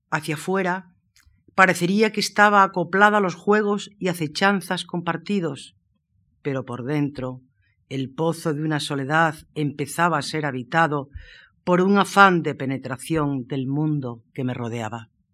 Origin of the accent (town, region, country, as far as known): Moraleja, Extremadura, Spain; born or raised there